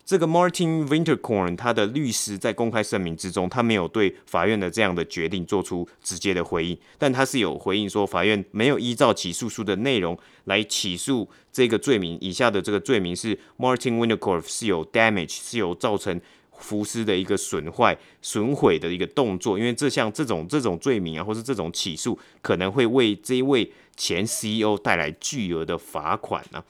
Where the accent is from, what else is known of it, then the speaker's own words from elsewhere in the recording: Taipei, Taiwan; 但我是台北人啊